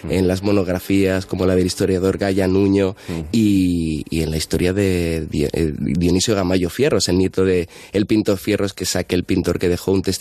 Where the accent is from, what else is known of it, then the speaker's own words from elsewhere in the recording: Madrid, Community of Madrid, Spain; Yo soy de Carabanchel